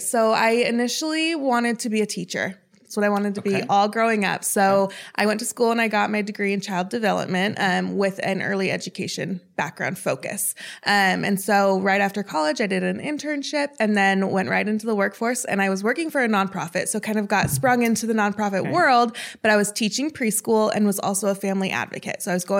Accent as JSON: {"language": "English", "town": "Chicago", "region": "Illinois", "country": "United States", "tie": "born or raised there", "said": "I moved around a lot. I call Chicago home just because that's where I went to high school"}